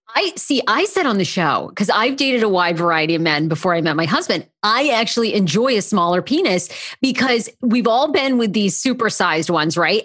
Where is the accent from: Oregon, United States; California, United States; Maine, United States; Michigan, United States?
Maine, United States; moved away as an adult; now in Washington, D.C., United States; I'm originally a Mainer, but I have lived in D C now for, like, fourteen or fifteen years